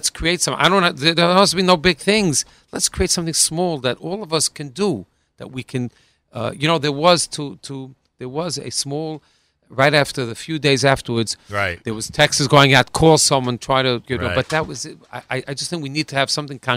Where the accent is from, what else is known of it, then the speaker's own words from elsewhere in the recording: New York City, New York, United States; we're New Yorker, and we that's what we're used to.